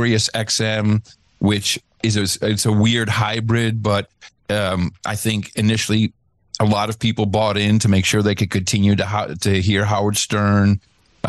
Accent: Netherlands; moved away; also born or lived in United States; in the Netherlands, where I grew up. I'm an American, but moved there when I was 7 with my folks.

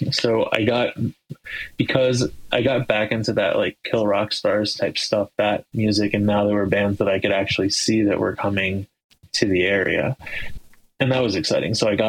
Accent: Cincinnati, Ohio, United States; I'm from Cincinnati, Ohio

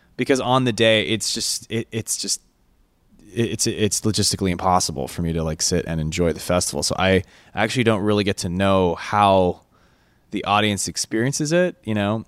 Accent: California, United States; we're from California

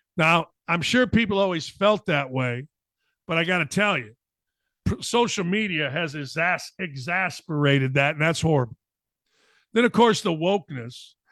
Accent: Chicago, Illinois, United States; I'm from Chicago

